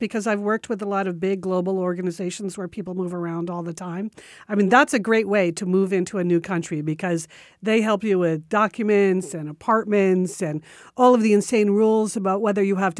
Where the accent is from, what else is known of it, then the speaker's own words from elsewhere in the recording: Washington, District of Columbia, United States; I'm in my mid-30s with a stressful PR job in my hometown of Washington, D.C.